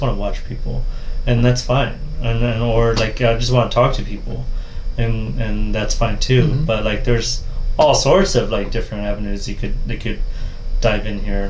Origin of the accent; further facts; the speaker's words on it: Midwest, United States; I grew up in the Midwest